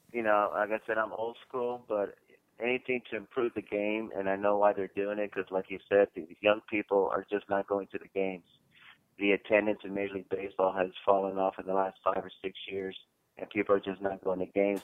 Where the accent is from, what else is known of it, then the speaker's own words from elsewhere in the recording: Los Angeles, California, United States; moved away as an adult; now in Charlotte, United States; I'm from Los Angeles originally